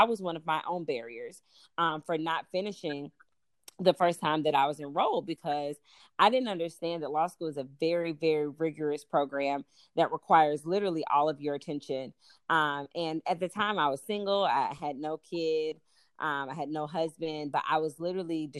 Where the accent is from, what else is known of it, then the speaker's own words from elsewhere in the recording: Durham, North Carolina, United States; moved away as an adult; also born or lived in Chicago; now in North Carolina, United States; I'm a girl from Durham. I was born and raised in Durham, actually raised close to Grove Park area, East Durham area.